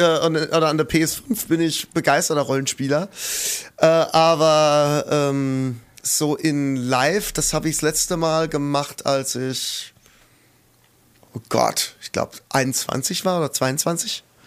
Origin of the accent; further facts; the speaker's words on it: Kaiserslautern, Rhineland-Palatinate, Germany; also born or lived in near Kusel; Kaiserslautern, ja. Da bin ich geboren und da bin ich äh, kurz weg gewesen, wo meine Eltern gemeint haben, sie müssen in irgendeinen Kaff in der Nähe von Kusel ziehen